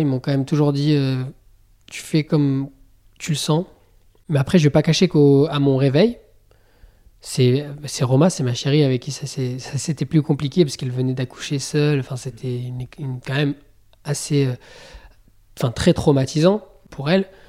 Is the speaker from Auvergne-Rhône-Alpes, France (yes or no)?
yes; Bourg-Saint-Maurice, Auvergne-Rhône-Alpes, France; je suis né à Bourg Saint-Maurice, moi